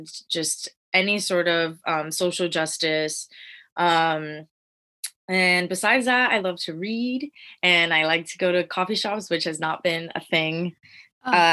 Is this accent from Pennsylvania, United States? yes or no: yes; Pennsylvania, United States; moved away as an adult; I'm originally from Pennsylvania